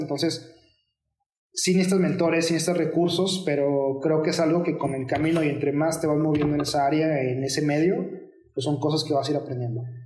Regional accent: Mexico; dos de los miembros somos mexicanos

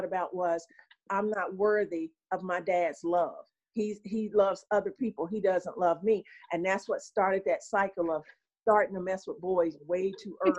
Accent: Gastonia, North Carolina, United States; I'm from Gastonia, North Carolina, right next door

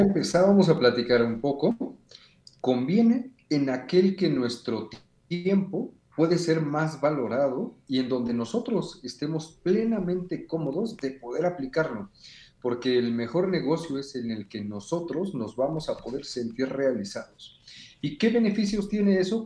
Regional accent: Mexico; aquí en nuestro país

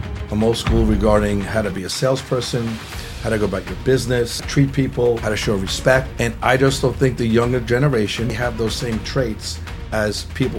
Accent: Fort Lee, New Jersey, United States; Born and raised in Fort Lee, New Jersey.

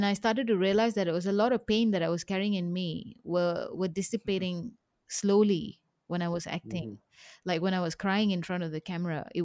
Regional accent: Kepong, Kuala Lumpur, Malaysia; I grew up in Kapong.

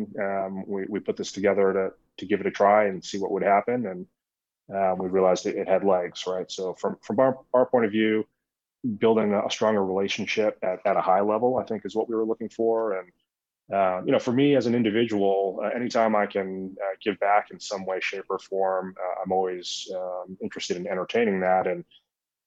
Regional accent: Boston, Massachusetts, United States; moved away as an adult; now in Colorado, United States; I was born in Boston, spent most of my life in Massachusetts, in a suburb of Boston

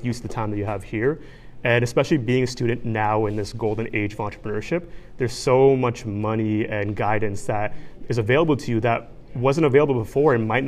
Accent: Bangladesh; he's from Pakistan, I'm from Bangladesh, South Asia. We wanted to pull on our backgrounds and cultures from those countries and mix it with Western streetwear.

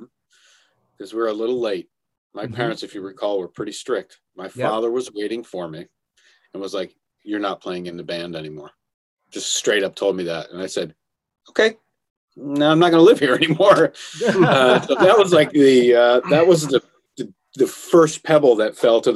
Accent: Vermont, United States; We're from Vermont.

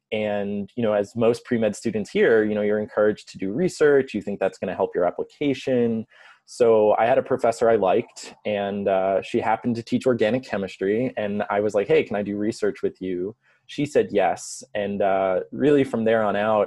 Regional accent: Long Island, New York, United States; moved away as an adult; also born or lived in Geneseo, New York; now in Chicago, United States; I'm originally from New York. So I grew up on Long Island about 30 miles east of New York City.

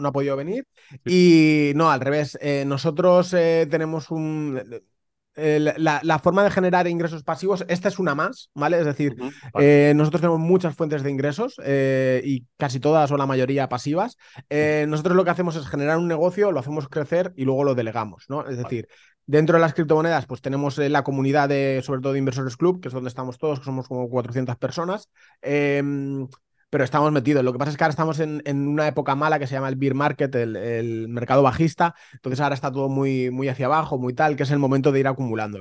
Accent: Valencia, Valencian Community, Spain; also born or lived in Germany; now in Alicante, Spain; yo soy de Valencia, pero resido en Alicante

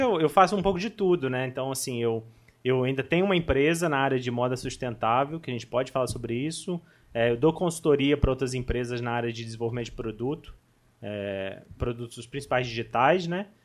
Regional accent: Barra Mansa, Rio de Janeiro, Brazil; now in Volta Redonda, Brazil; nasci em Barra Mansa, atualmente estou morando em Volta Redonda

